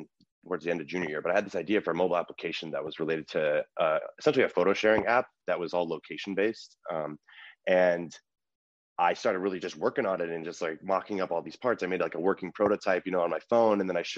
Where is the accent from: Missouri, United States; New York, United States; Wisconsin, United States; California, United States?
California, United States; When you're from the Bay, I think you're kind of proud of it. But … I had a great childhood.